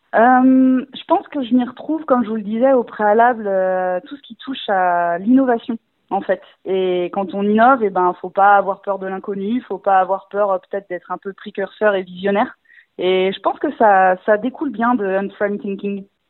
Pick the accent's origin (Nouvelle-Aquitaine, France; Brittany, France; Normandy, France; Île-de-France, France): Brittany, France; Rennes; toute ma famille et mes amis dans le secteur puisque je suis rennaise